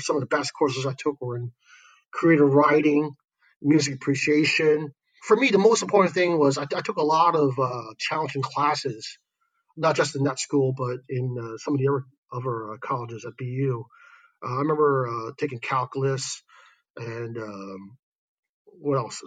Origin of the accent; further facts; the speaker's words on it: New York City, New York, United States; moved away as an adult; now in Shanghai, China; I grew up in Brooklyn, New York, and Williamsburg, actually, before it became this hipster place